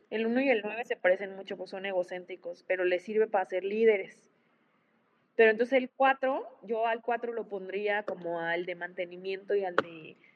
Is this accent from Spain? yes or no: no; Chihuahua, Mexico; now in Michoacán, Mexico; yo crecí, mira, yo soy eh, chihuahuense, yo, yo, bueno, vivo en Michoacán, soy, una mezcla entre Chihuahua y Michoacán.